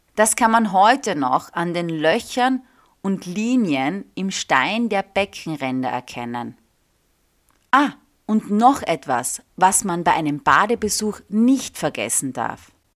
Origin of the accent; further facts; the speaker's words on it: Austria; dass ich in einem Thermengebiet groß